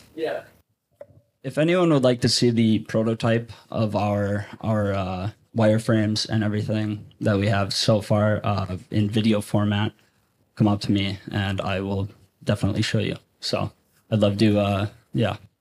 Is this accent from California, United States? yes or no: no; Minneapolis, Minnesota, United States; I come from Minneapolis